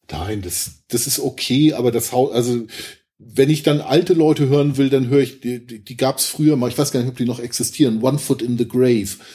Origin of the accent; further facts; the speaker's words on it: Zwickau area, Saxony, Germany; ich komm aus der Ecke, also.